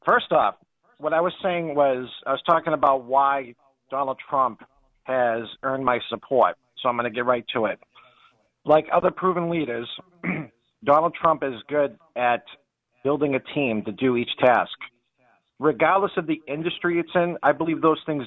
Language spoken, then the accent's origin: English; Boston, Massachusetts, United States; accent: Boston; my Boston accent